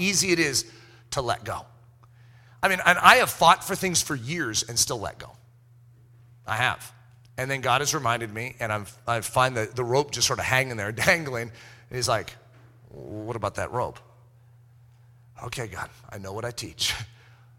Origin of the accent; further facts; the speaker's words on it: United States; being American